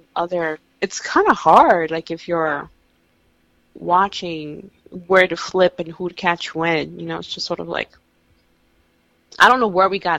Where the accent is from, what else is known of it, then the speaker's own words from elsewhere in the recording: New York, United States; as a New Yorker